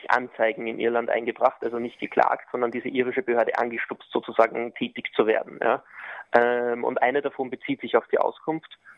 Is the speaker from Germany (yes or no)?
no; Austria; deswegen haben wir uns jetzt sozusagen als Österreicher nach dem irischen Recht gerichtet